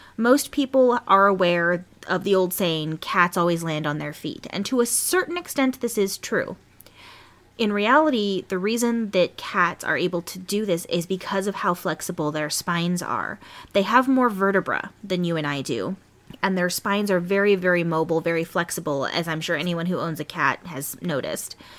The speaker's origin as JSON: {"language": "English", "region": "California", "country": "United States", "tie": "born or raised there"}